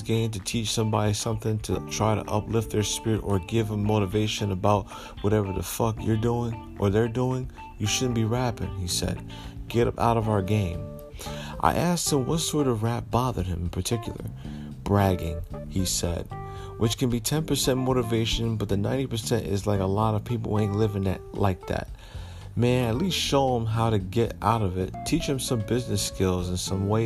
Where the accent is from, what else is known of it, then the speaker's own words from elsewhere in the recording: Paterson, New Jersey, United States; my hometown of Paterson, New Jersey